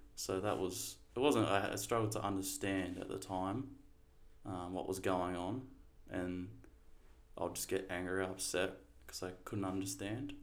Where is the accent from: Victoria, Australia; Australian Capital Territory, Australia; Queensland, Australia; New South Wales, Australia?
Victoria, Australia; Torquay; I grew up in Torquay for about the first six years of my life. Um, then my parents split. Then mum and I moved down here. My parent, like my family's always been here